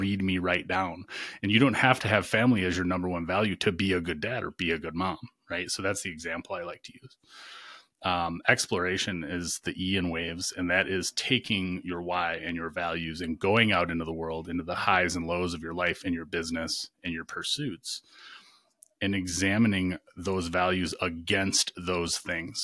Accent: Michigan, United States; also born or lived in Virginia; now in North Carolina, United States; I grew up in Michigan

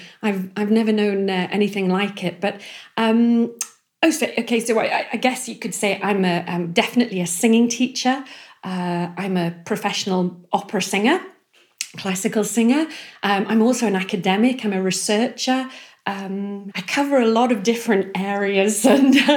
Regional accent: Northumberland, North East England, United Kingdom; I'm from Northumberland, sort of Outer Hebrides of Northumberland

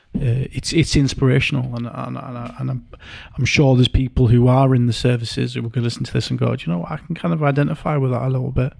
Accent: Yorkshire and the Humber, United Kingdom; two blokes, you know, from Yorkshire, you're from East, I'm from North

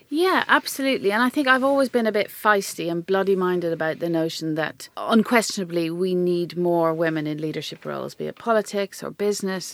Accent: Ireland; accent: Irish; moved away; I could use my Irish accent

